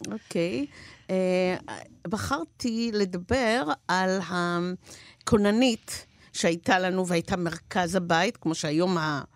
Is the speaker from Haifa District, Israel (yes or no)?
yes; Haifa, Haifa District, Israel; now in Hod HaSharon, Israel; אני ילידת חיפה אמנם, וגרה היום בהוד השרון